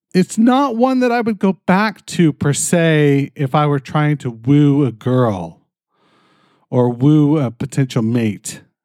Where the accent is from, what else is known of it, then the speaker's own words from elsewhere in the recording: Canada; I'm fucking Canadian